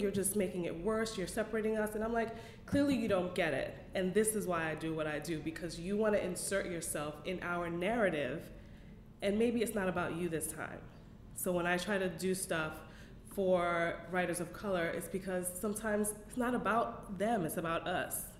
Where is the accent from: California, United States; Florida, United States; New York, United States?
New York, United States; New York City; I was raised in Bed-Stuy, and so that's the people that I grew up